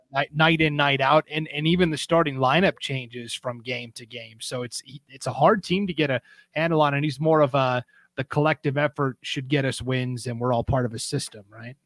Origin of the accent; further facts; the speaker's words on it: Montana, United States; moved away; I'm, I'm from Montana